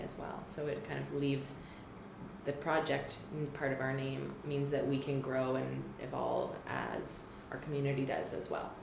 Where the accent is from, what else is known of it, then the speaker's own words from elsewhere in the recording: Toronto, Ontario, Canada; moved away as an adult; also born or lived in National Capital Region; now in Ottawa, Canada; I am new to the National Capital Region. I grew up in Toronto